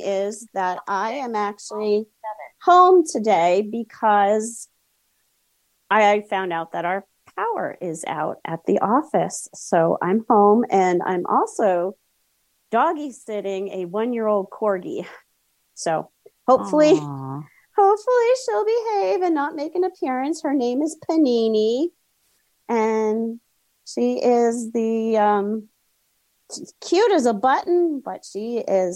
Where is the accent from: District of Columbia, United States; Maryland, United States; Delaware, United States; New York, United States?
Maryland, United States; Towson; My hometown